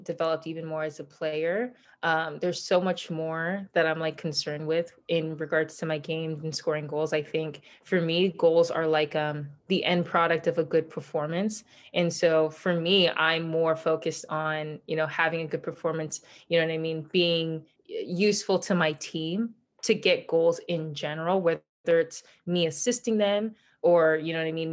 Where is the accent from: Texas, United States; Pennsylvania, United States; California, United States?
California, United States; moved away as an adult; also born or lived in Boston / Portland; I'm from California and I went to Berkeley